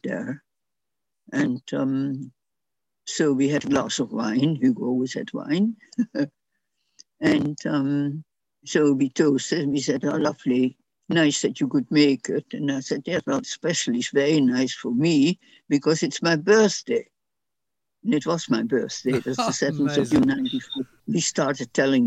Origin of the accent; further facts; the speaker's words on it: Netherlands; first language Dutch; English is a second language; moved away as an adult; now in London, United Kingdom; in the Dutch section, of course, I spoke a lot of Dutch, and my English wasn't very good, except what I'd learned at school